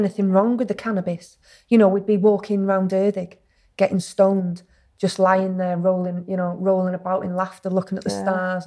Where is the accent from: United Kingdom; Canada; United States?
United Kingdom; Acton, Wales; I grew up in a place called Acton